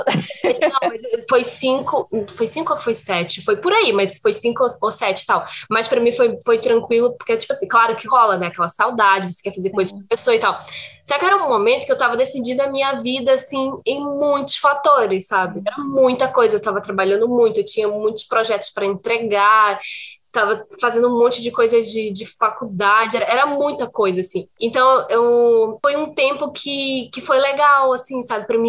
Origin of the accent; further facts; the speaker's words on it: Brazil; now in Portugal; sou brasileira